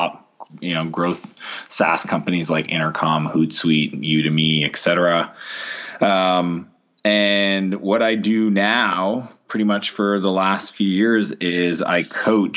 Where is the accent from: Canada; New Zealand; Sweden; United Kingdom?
Canada; also born or lived in San Diego; I spend the winters in San Diego, and I'm Canadian